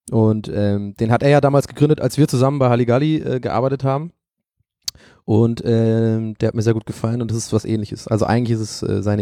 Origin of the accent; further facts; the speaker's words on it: Ireland; weil ich bin in Irland geboren und da aufgewachsen und ähm, ich bin mit Liverpool und Manchester United aufgewachsen.